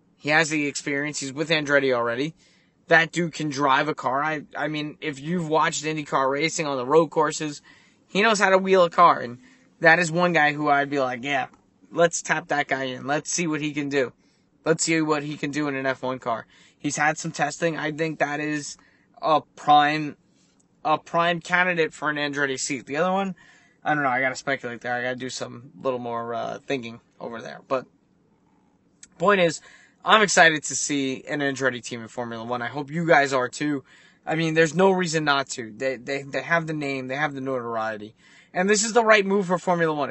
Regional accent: United States; as an American

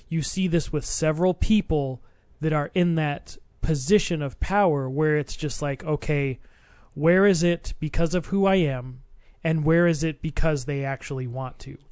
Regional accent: Arizona, United States; I'm from Arizona

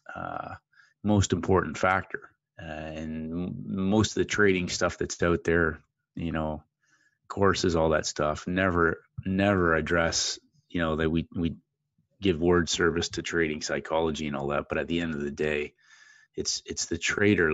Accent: Ontario, Canada; moved away as an adult; also born or lived in St. Louis; I'm originally from Canada, down in the Great Lakes area near the uh, American border, and uh, grew up playing ice hockey

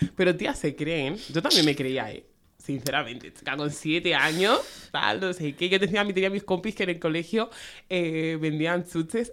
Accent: Spain; Venimos de España

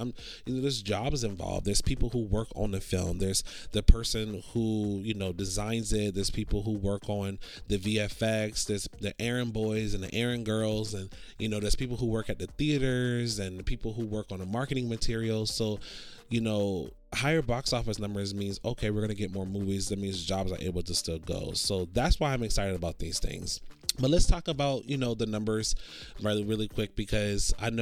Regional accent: Orlando, Florida, United States; now in Los Angeles, United States; I grew up in Orlando, and there's theaters over there, but it's not as much as it is over here

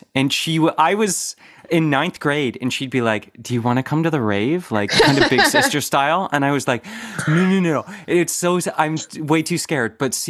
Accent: Oakville, Ontario, Canada; I'm from Oakville.

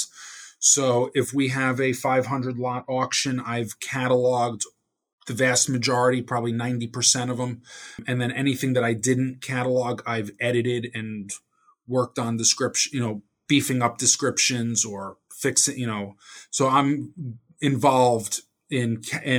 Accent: Hillsdale, New Jersey, United States; I come from Hillsdale, New Jersey, which is a small town in northern Bergen County

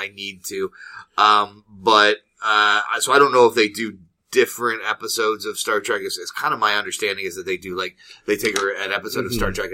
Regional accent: Midwest, United States; we're from the Midwest and we're really polite

